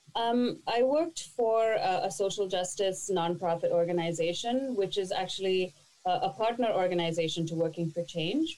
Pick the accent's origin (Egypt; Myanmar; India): India; moved away as an adult; now in Toronto, Canada; I was born and raised in India, and at the age of 20, I moved to Toronto